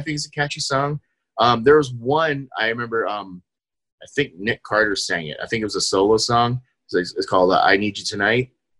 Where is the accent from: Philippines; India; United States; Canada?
Philippines; because I'm Filipino, we definitely love … because the new lead singer for … is Filipino.